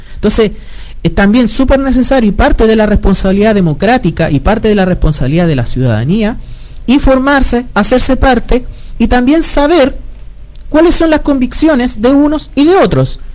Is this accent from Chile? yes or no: yes; Chile